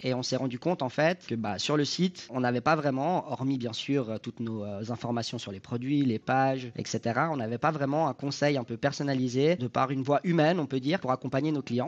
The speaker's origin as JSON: {"language": "French", "country": "Switzerland", "tie": "born or raised there", "said": "J'habite en Suisse, je suis né en Suisse, je suis d'origine euh, italienne, mais né en Suisse"}